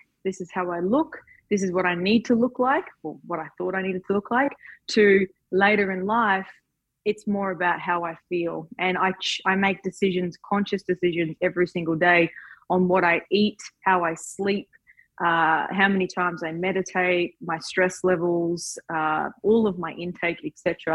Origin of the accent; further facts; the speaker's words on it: Townsville, Queensland, Australia; I was just a girl from Townsville